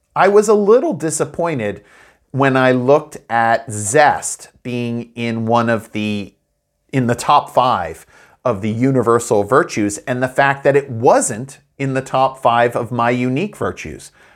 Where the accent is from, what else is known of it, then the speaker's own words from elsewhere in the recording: United States; moved away; my hometown in the U S A of Hollow-Well